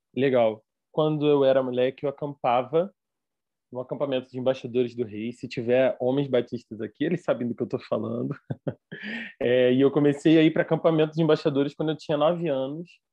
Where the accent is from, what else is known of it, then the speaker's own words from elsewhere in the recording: Rio de Janeiro, Brazil; accent: carioca; sou carioca, você pode ver pelo meu sotaque